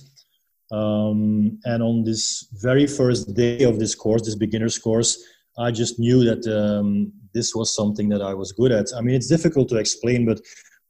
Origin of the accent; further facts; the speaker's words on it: Belgium; moved away as an adult; now in Panglao, Philippines; I'm originally from Belgium